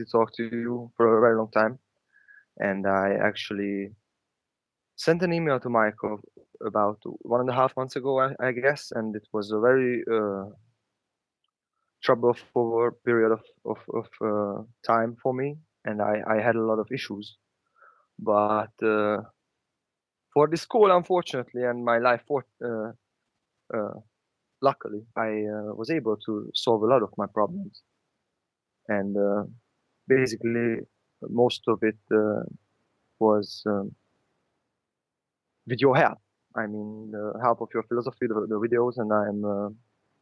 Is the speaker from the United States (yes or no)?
no; Hungary; English is a second language; also born or lived in Budapest; in Hungary, I'm calling from Budapest, Hungary, we have a lot of nationalized history